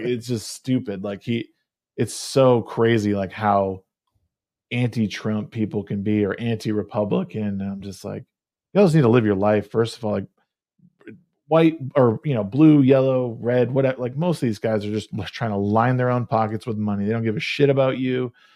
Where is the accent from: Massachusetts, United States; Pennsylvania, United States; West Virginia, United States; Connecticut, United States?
Connecticut, United States; moved away; that's where I grew up in Connecticut